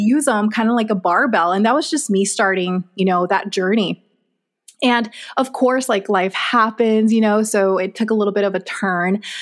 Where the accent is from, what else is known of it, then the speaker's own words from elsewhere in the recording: Texas, United States; also born or lived in Mexico; now in Arizona, United States; I was born in Mexico. Um, we grew up majority of our childhood in Texas, moved to Arizona.